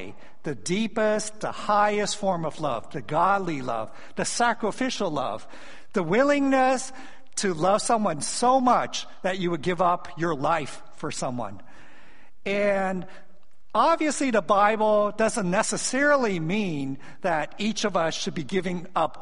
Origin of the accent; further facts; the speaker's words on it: San Francisco, California, United States; also born or lived in Hong Kong; I was born in Hong Kong. My family immigrated as religious refugees when I was 4 years old. And I grew up in San Francisco